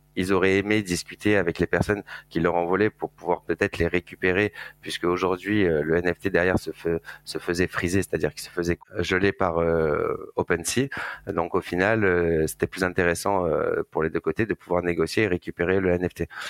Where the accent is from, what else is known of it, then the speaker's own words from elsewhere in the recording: Marseille, Provence-Alpes-Côte d'Azur, France; je viens de Marseille, je suis né là-bas et j'ai fait mes études à Euromed à l'époque